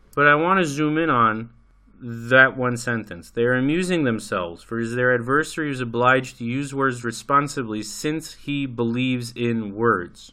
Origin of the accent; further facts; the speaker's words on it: United States; moved away as an adult; I grew up in America. I lived there for twenty-five years